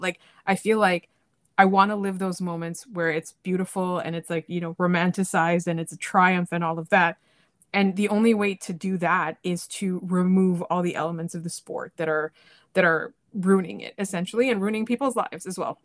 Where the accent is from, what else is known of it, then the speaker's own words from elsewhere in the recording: Canada; I'm from Canada